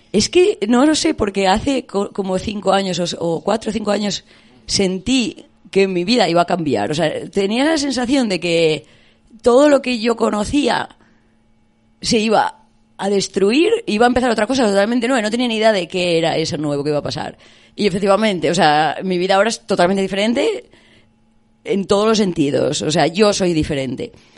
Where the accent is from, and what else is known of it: Spain; moved away as an adult; also born or lived in United Kingdom